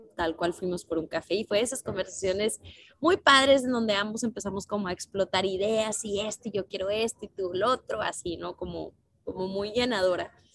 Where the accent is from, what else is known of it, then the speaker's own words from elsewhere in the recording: Nuevo León, Mexico; yo soy de Nuevo León